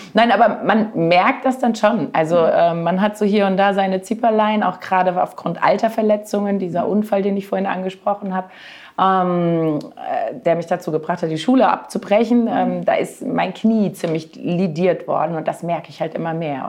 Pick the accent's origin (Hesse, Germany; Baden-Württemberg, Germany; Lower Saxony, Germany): Hesse, Germany; near Marburg; also born or lived in Southern Germany / Frankfurt area; nach Hessen in Richtung Marburg, falls das jemand sagt, aber das kennt man ja vielleicht doch schon eher. Und da habe ich meine Kindheit verbracht